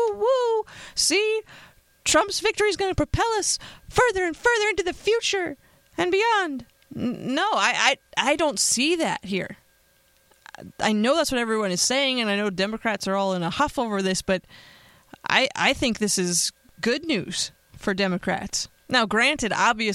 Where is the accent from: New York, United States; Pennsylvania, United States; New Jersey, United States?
Pennsylvania, United States; now in Las Vegas, United States; my home state of Pennsylvania